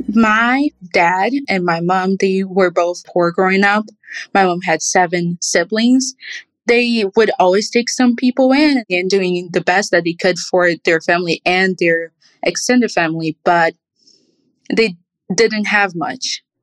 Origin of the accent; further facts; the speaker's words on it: Rio de Janeiro, Brazil; also born or lived in Indiana; now in United States; I'm from Rio